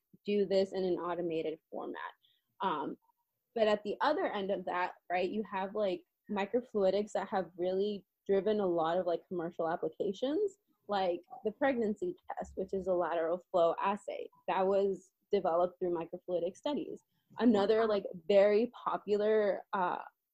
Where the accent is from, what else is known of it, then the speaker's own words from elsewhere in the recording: San Diego, California, United States; I'm from San Diego